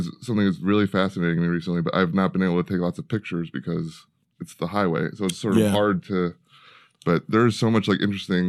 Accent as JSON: {"language": "English", "town": "Chicago", "region": "Illinois", "country": "United States", "tie": "born there", "said": "I was born in Chicago."}